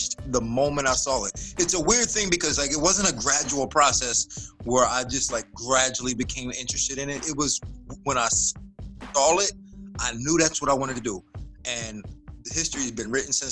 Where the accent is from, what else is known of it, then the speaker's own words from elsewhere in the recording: Florida, United States; I grew up in Florida, and I'm a small guy, you know, and in Florida, it's like football is a big thing here